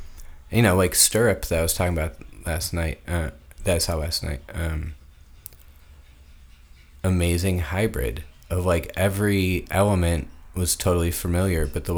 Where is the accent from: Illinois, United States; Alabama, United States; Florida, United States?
Illinois, United States; Chicago suburbs; I grew up in the suburbs.